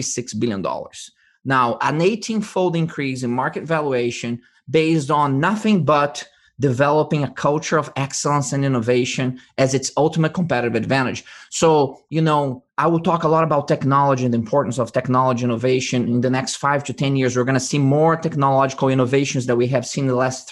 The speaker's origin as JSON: {"language": "English", "country": "Brazil", "tie": "born or raised there", "moved": "yes", "lives_now": "United States", "said": "I was born in Brazil, originally from Brazil, mm-hmm. and I was educated in the United States"}